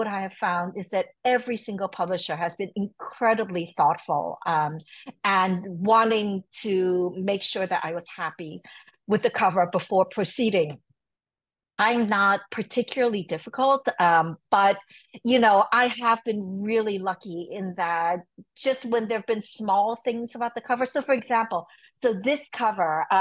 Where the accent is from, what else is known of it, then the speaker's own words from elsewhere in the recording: New York City, New York, United States; moved away as an adult; also born or lived in Hong Kong; now in Netherlands; I was born in Hong Kong and I grew up in New York City